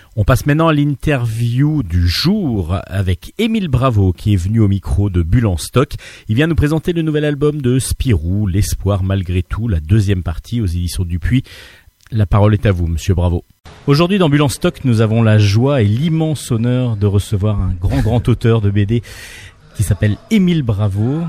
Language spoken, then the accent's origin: French; France; un lecteur français comme moi